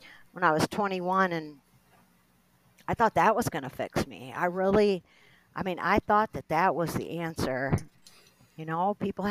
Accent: Tiffin, Ohio, United States; now in Cleveland, United States; I'm from Northwest Ohio. I'm from Tiffin

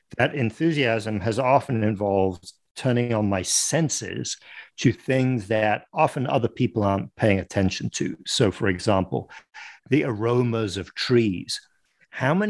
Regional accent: Paris, Île-de-France, France; moved away as an adult; also born or lived in London, United Kingdom; now in United States; I live in the United States, but I grew up in France and in and around Paris. I was born in London

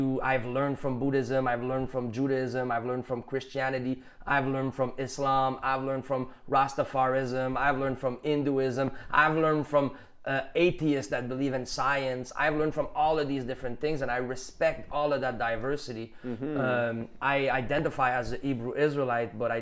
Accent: Quebec, Canada; accent: Canadian general accent; English is a second language; being Quebecois is a new identity

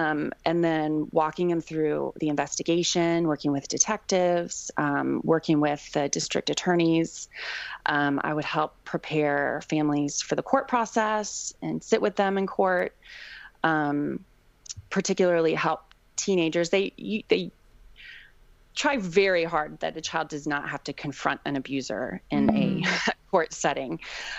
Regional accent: East Coast, United States; now in Seattle, United States; We're originally from the East Coast, but Seattle is home now.

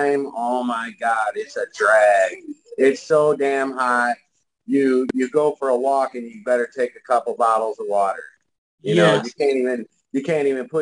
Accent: St. Clair Shores, Michigan, United States; now in Arizona, United States; I used to live in Michigan. I grew up in Michigan, St. Clair Shores

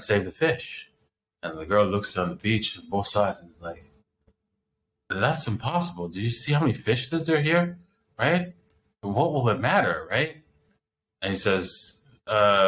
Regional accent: Canada; I was born in Canada

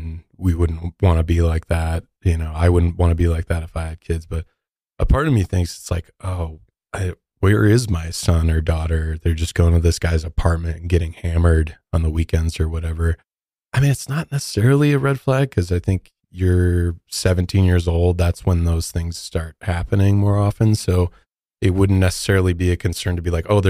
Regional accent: Midwest, United States; I'm from the Midwest

